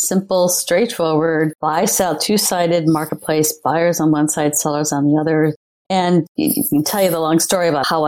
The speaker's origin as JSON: {"language": "English", "region": "Minnesota", "country": "United States", "tie": "born or raised there", "also_born_or_lived": "Illinois / California / New York", "moved": "as an adult", "said": "I was born in the Midwest"}